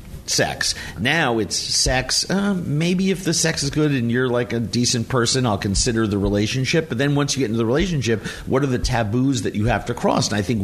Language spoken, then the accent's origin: English; Minnesota, United States; But Minnesota, you've been out there. We're very gung-ho. We love everybody. Yes. We are Americana. I love my home state.